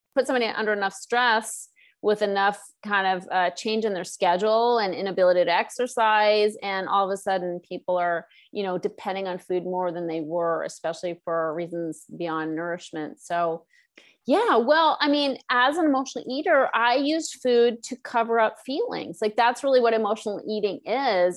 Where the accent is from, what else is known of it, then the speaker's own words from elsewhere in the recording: East Coast, United States; now in Los Angeles, United States; I'm from the East Coast